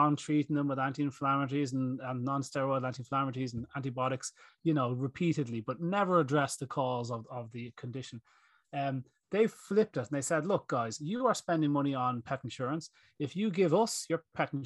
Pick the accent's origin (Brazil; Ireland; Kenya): Ireland; Greystones, County Wicklow; Pharmacies in my hometown here in Greystones, we've got 8 pharmacies